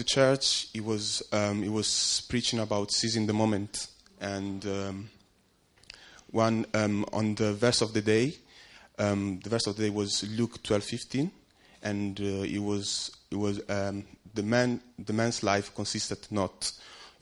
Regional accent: Italy; moved away as an adult; now in London, United Kingdom; I grew up in Italy

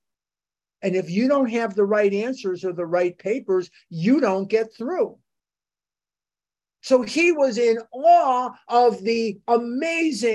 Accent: United States; I'm an American.

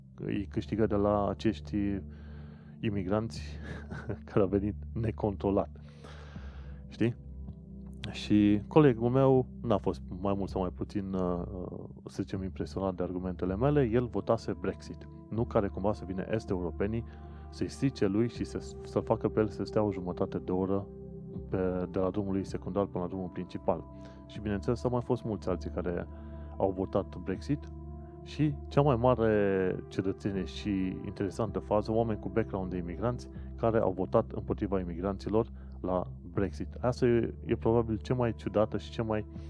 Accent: Romania; now in London, United Kingdom; sunt român

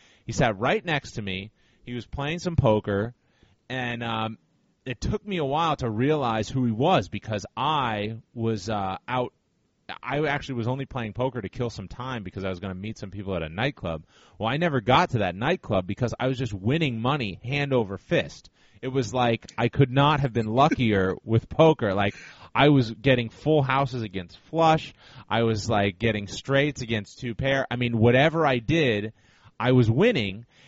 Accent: Cape Cod, Massachusetts, United States; I'm from Cape Cod, Massachusetts.

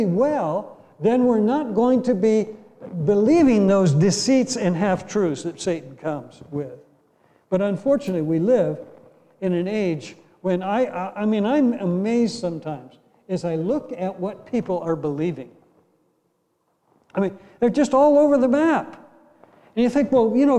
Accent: Ashtabula, Ohio, United States; moved away; I grew up in Ashtabula, Ohio

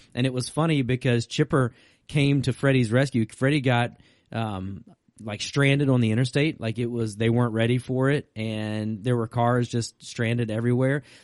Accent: Virginia, United States; also born or lived in North Carolina; growing up in Virginia.

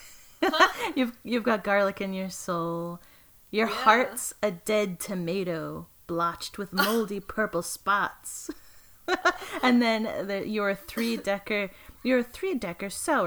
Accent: East Coast, United States; I say icebox when I'm referring to the refrigerator because I'm from the East Coast

